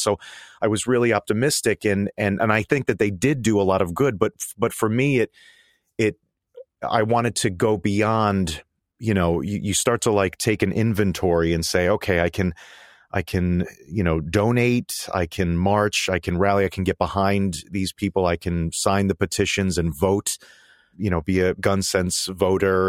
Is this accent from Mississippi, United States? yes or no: no; Connecticut, United States; now in New York City, United States; I grew up in Connecticut and, uh, and only about thirty minutes from, uh, from Newtown